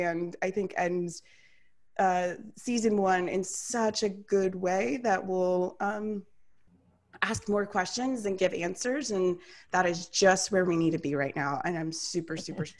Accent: Atlanta, Georgia, United States; I'm from Atlanta.

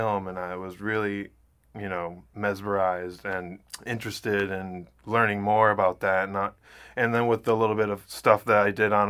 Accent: Ann Arbor, Michigan, United States; I'm originally from Ann Arbor, Michigan

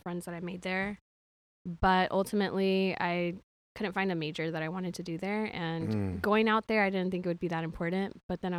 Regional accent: Houston, Texas, United States; I'm from Houston, born and raised. I've been here all of my life except for 1 year when I went to Los Angeles for school. I then transferred back to U of H, so that's where I graduated from.

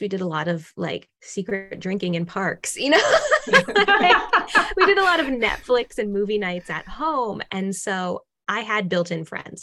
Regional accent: Massachusetts, United States; now in Austin, United States; I'm originally from Massachusetts, but I was living in, you know, still living in Austin, Texas

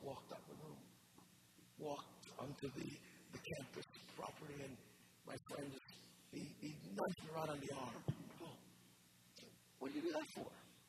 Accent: New York, United States; I said, okay, I grew up in New York, I didn't know I was supposed to be scared.

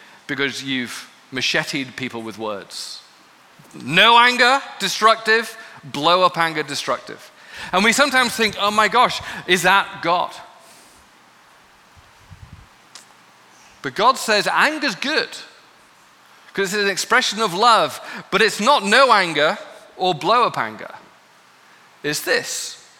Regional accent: United Kingdom; I'm from Britain where we master no anger

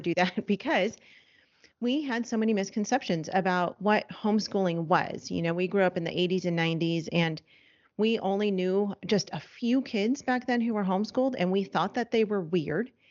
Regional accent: Los Angeles, California, United States; moved away; we're from Los Angeles, we're no longer in Los Angeles, but that's where we're from

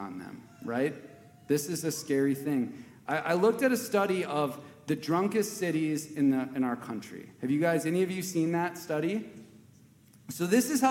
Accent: Wisconsin, United States; I grew up in Wisconsin

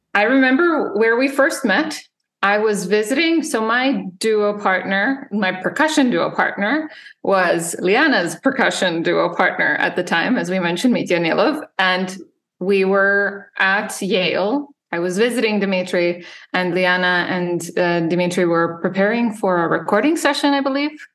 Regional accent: Serbia; moved away as an adult; also born or lived in Illinois; now in United States; I grew up in Serbia

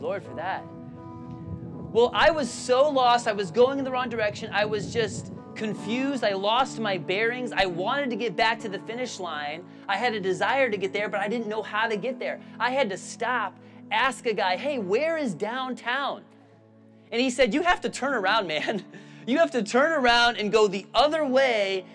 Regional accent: Illinois, United States; now in Spartanburg, United States; I grew up in Illinois where there's a grid system

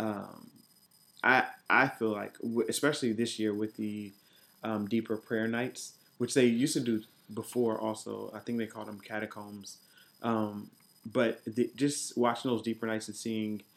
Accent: Columbus, Ohio, United States; moved away as an adult; also born or lived in Dayton, Ohio; now in Washington, D.C., United States; I'm originally from Columbus, Ohio. And so I grew up in a church called Bible Way Church.

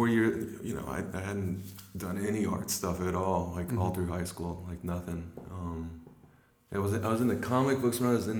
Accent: Little Rock, Arkansas, United States; moved away as an adult; also born or lived in Louisiana; now in Brooklyn, United States; Well, that was in Little Rock, Arkansas. Before that, we were in Louisiana, and then after that, we were in Louisiana. So, like, I sort of claimed Louisiana

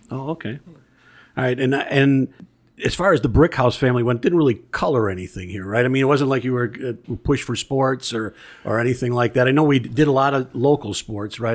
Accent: Bellwood, Illinois, United States; I grew up in Bellwood

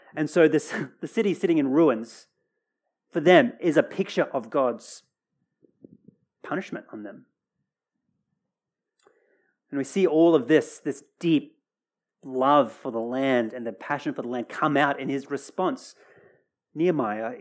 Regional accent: Australia; Australia's my home, well and truly

